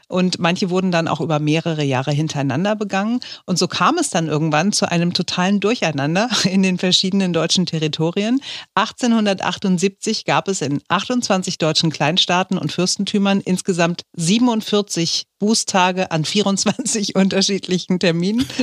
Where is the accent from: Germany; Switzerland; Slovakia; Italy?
Slovakia; also born or lived in Austria; ich komme aus der Slowakei, habe in Österreich studieren dürfen